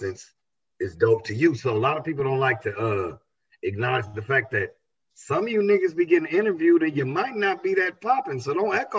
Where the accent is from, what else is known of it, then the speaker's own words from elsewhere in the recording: Los Angeles, California, United States; me growing up in South Central, in the heart of South Central